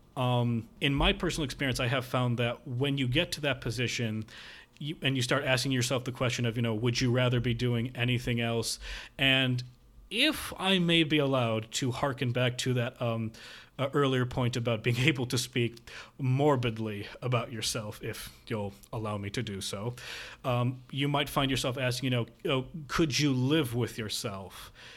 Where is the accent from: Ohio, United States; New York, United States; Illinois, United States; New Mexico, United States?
Illinois, United States; near Northwestern University; Northwestern University, um, close to my hometown